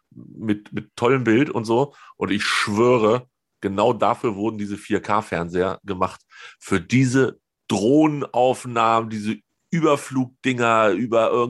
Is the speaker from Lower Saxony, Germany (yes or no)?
yes; Hanover, Lower Saxony, Germany; ich komme aus Höhe 50 Meter über normal Null in Hannover